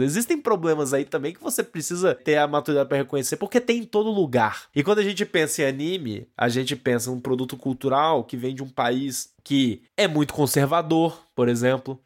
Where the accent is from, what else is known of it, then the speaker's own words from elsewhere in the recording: Brazil; Nós estamos absorvendo todos esses produtos como brasileiros e como adultos.